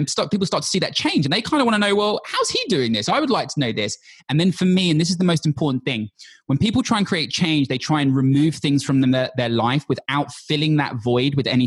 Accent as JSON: {"language": "English", "region": "London", "country": "United Kingdom", "tie": "born or raised there", "said": "I'm from London, born and bred."}